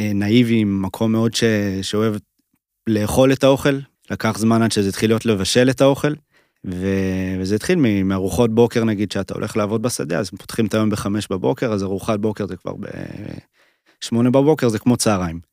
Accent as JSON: {"language": "Hebrew", "town": "Paran", "region": "Southern District", "country": "Israel", "tie": "born or raised there", "moved": "yes", "said": "בעיקרון הערבה, וספציפית פארן, איפה שגדלתי"}